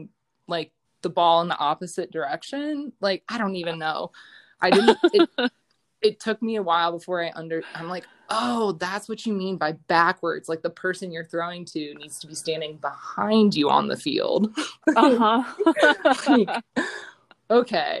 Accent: Medina, Ohio, United States; moved away as an adult; also born or lived in Colorado; I'm from Northeast Ohio. So Medina area I played for Highland

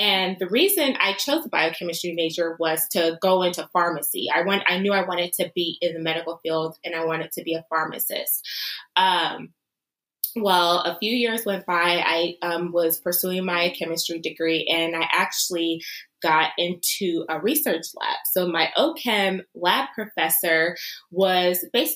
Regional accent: Los Angeles, California, United States; now in Cincinnati, United States; I am originally from Los Angeles, California.

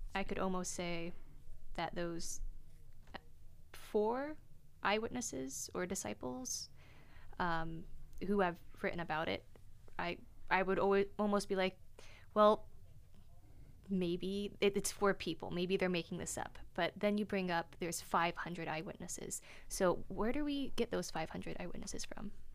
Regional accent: North Carolina, United States; moved away as an adult; also born or lived in Germany; now in Oregon, United States; I was born in Germany, but grew up in North Carolina

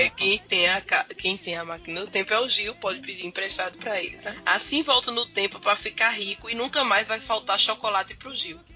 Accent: Campina Grande, Paraíba, Brazil; Eu não sou de João Pessoa, né? Eu sou, da, eu sou de Campina Grande

